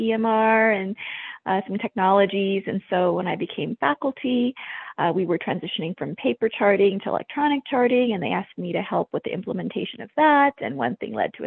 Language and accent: English; southern New Mexico, United States; also born or lived in Thailand / Albuquerque, New Mexico; born in Thailand, and I moved to New Mexico when I was fairly young and grew up in a small border town in southern New Mexico